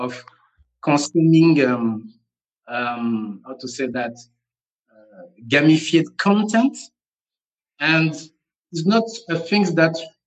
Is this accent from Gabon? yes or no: yes; Gabon; also born or lived in Togo; now in Senegal; I'm based in Senegal, West Africa, but I was born in Gabon, Central Africa. And I have a Togolese nationality.